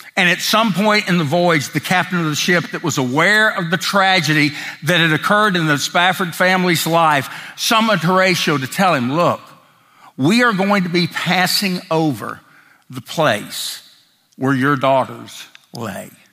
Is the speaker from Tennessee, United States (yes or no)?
yes; Tennessee, United States; growing up in the South, particularly Tennessee